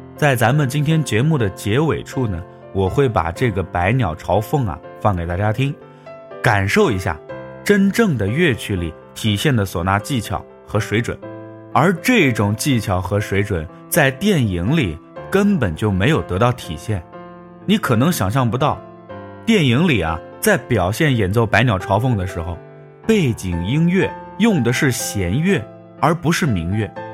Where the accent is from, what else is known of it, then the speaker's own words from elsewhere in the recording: China; 我们中国人